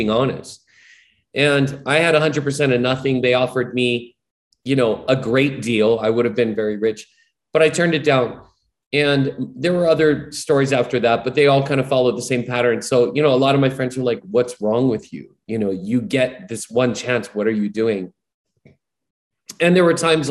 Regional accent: Hawaii, United States; I'm born and raised in Hawaii

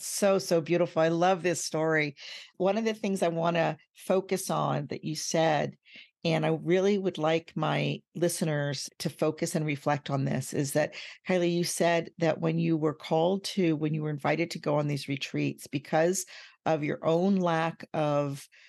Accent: United States; Like, I'm American, yeah. But I didn't know what that meant because we lived overseas.

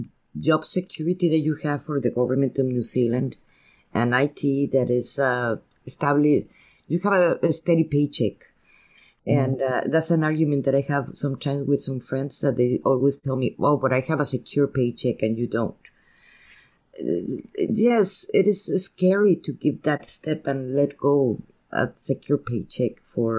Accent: Spain; first language Spanish; English is a second language; And I am a Spanish poet. And my first language is Spanish, and I have that difficulty to express myself in a language that is not mine.

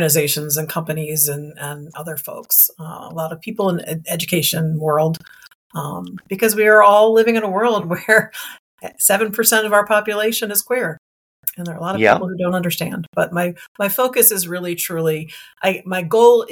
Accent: Montgomery County, Maryland, United States; also born or lived in Wilmington, Delaware; I moved back to Montgomery County, Maryland, which was my hometown

